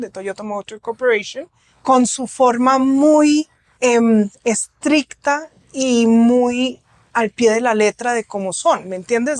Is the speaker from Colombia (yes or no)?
yes; Colombia; moved away; also born or lived in Germany; yo soy colombiana, nací acá en la clínica de Conchiala